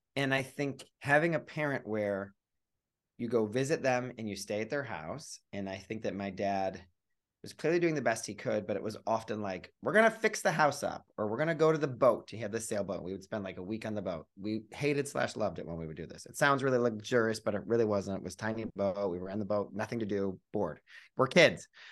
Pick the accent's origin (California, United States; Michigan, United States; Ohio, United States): Ohio, United States; Cleveland; I grew up in Cleveland, Ohio